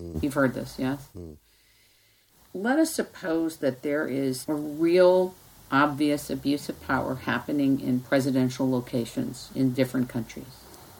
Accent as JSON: {"language": "English", "country": "United States", "said": "I'm from the United States."}